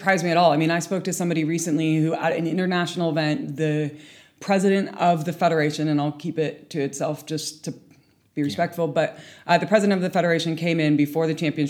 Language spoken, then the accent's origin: English; United Kingdom; Do I go to UCAD because I'm a British athlete?